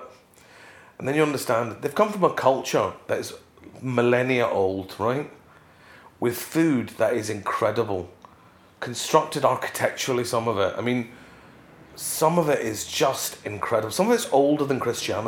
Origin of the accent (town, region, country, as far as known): Glasgow, Scotland, United Kingdom; born or raised there; also born or lived in London